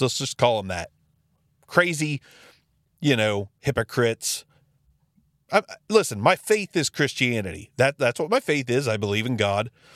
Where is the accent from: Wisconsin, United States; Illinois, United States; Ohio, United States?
Ohio, United States; Jackson; my hometown, Jackson City Library. It is one of the most fantastic resources we have in the small town of Jackson, Ohio